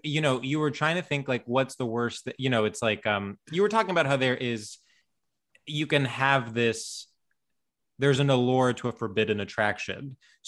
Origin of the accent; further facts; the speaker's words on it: Greece; also born or lived in New Jersey, United States; Well, so we moved back and forth when I was young. And when we lived here, we lived in New Jersey. But then most of my life, I was in Greece.